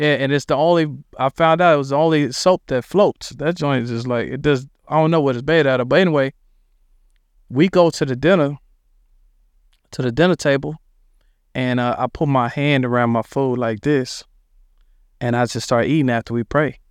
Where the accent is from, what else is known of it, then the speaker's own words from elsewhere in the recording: Dallas, Texas, United States; also born or lived in Philadelphia, Pennsylvania; we moved into a spot in Dallas called Oak Cliff